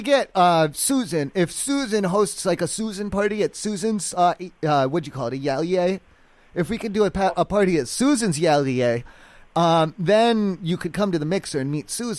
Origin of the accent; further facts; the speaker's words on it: East Coast, United States; I'm from the East Coast. I'm from a small town. They grew corn and shit.